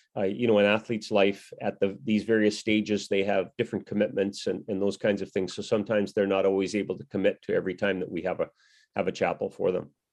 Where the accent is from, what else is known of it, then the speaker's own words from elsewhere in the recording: Canada; also born or lived in Saskatchewan / Manitoba; as a youngster growing up in Saskatchewan and Manitoba, I spent nine years in each of those provinces